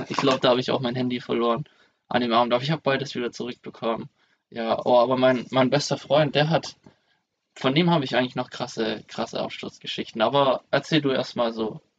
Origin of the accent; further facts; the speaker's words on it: Esslingen, Baden-Württemberg, Germany; die haben den letzten Zug genommen zurück ähm, nach, nach Esslingen zu meiner Heimat.